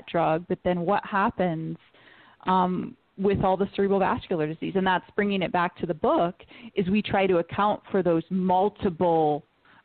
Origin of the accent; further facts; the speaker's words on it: Detroit, Michigan, United States; I'm from Detroit